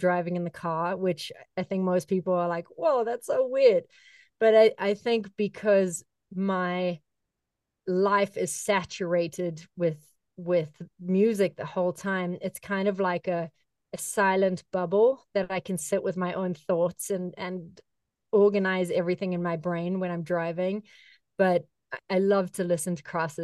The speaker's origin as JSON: {"language": "English", "country": "South Africa", "tie": "born or raised there", "moved": "yes", "said": "as a kid growing up in South Africa"}